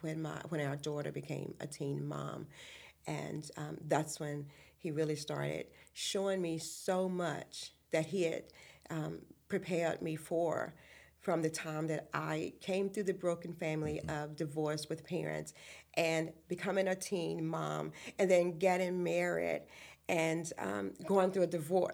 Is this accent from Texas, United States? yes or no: no; Appomattox County, Virginia, United States; But anyway, I'm originally from Appomattox County, mm-hmm. which is down towards Lynchburg, Farmville area.